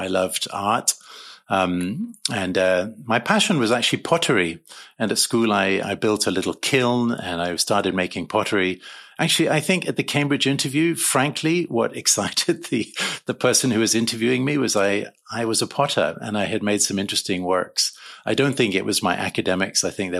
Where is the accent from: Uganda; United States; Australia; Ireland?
Uganda; moved away; also born or lived in London, United Kingdom; And so I was born in London. And at age 3 months, we flew to East Africa and began life in Uganda.